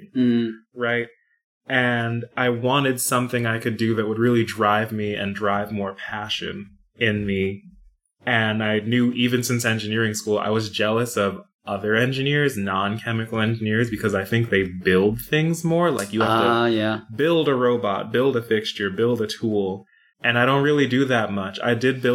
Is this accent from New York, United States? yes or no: yes; New York, United States; now in North Carolina, United States; I'm originally from New York